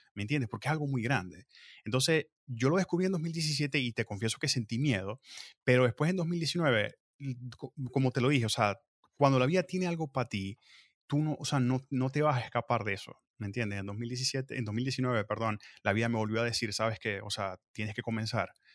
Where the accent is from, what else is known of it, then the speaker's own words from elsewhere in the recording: Venezuela; moved away as an adult; also born or lived in Mexico; now in United States; Igual soy de Venezuela, ya, allá vengo